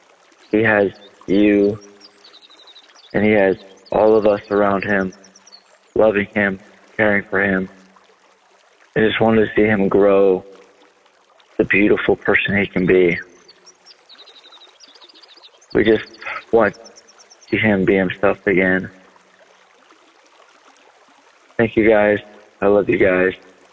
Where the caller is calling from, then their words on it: Omaha, Nebraska, United States; I'm from Omaha, Nebraska.